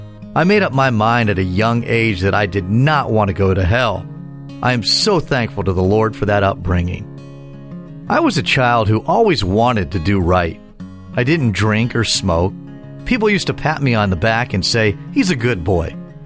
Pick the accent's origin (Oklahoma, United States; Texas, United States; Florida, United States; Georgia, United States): Florida, United States; At the age of 21, I returned to my home state of Florida to be married.